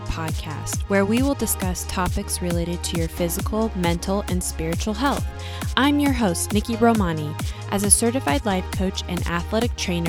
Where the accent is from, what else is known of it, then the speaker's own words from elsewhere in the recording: San Diego, California, United States; I also did them in my hometown, which is San Diego, at sea level.